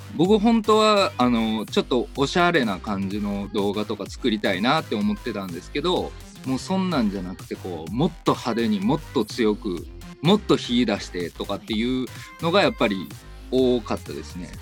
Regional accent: Kyoto, Japan; moved away as an adult; now in Osaka, Japan; 京都の出身でございまして、10年ほど前から大阪に来ております。

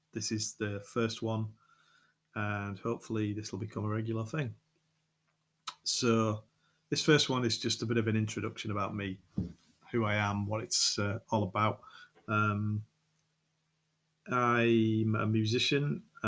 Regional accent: Yorkshire and the Humber, United Kingdom; accent: Yorkshire; moved away as an adult; now in France; I'm English, I'm from Yorkshire, I live in France, been in France just over 6 years

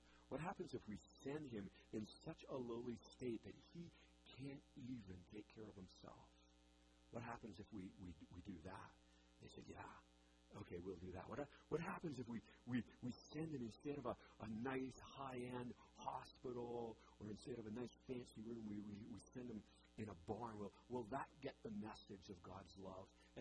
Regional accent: British Columbia, Canada; moved away; I grew up in British Columbia in the Rockies.

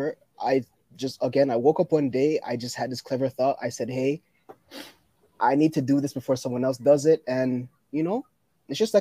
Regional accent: Toronto, Ontario, Canada; I'm from Toronto too

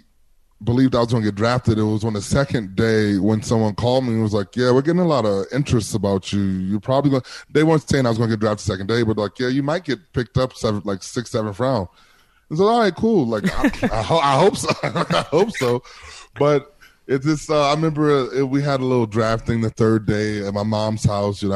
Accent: Milwaukee, Wisconsin, United States; I'm from Milwaukee.

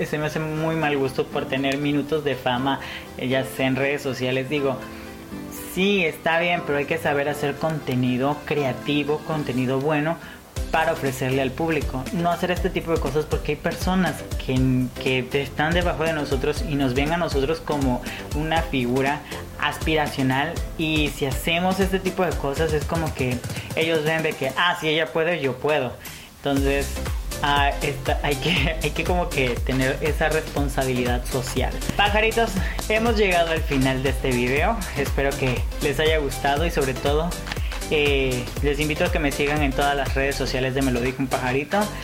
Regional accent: Tabasco, Mexico; siendo tabasqueño, en propio México me ven como un extranjero en Mérida

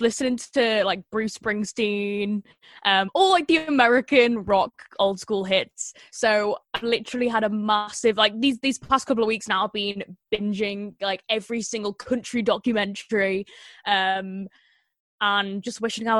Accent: Liverpool, North West England, United Kingdom; I'm from Liverpool

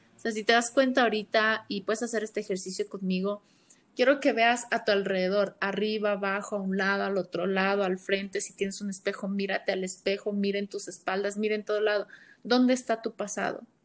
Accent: Ecuador; soy de Ecuador

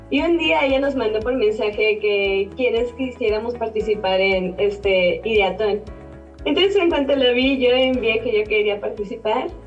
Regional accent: León, Guanajuato, Mexico; yo soy de León, sí mucha gente de Guadalajara, pero también gente de otros clubes de todo México.

